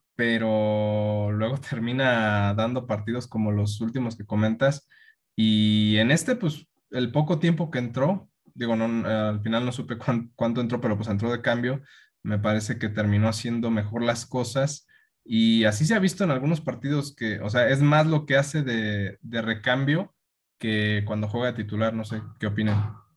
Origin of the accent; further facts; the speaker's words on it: León, Guanajuato, Mexico; vienen a mi tierra